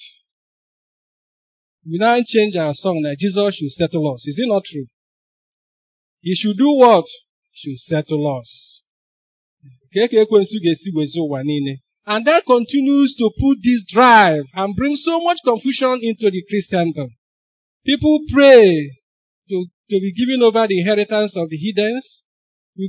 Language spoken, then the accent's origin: English; Onitsha, Anambra, Nigeria; I grew up in Onitsha